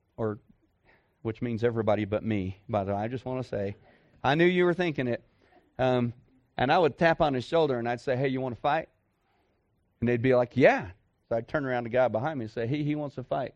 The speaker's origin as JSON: {"language": "English", "town": "Dallas", "region": "Texas", "country": "United States", "tie": "born or raised there", "moved": "as an adult", "said": "I'm a city boy. I grew up in Dallas-Fort Worth"}